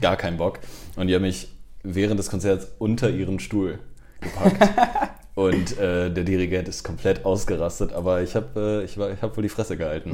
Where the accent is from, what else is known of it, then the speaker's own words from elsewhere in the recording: Cologne, North Rhine-Westphalia, Germany; also born or lived in Montreal, Canada; Ich bin im Prinzip in Köln groß geworden, bin Gölsche Jung